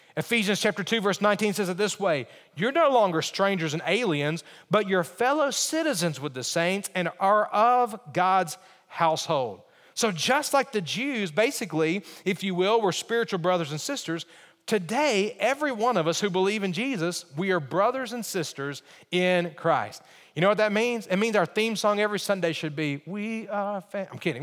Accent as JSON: {"language": "English", "region": "Alabama", "country": "United States", "tie": "born or raised there", "said": "When I think about growing up, I grew up in Alabama."}